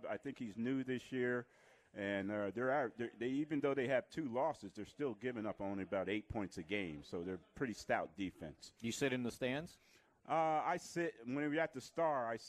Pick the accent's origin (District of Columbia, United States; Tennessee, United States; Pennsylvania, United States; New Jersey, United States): New Jersey, United States; South River; come out of South River. So it had a lot of tradition at South River High School. And if you're a boy growing up in South River, that was your dream to play for the South River High School Rams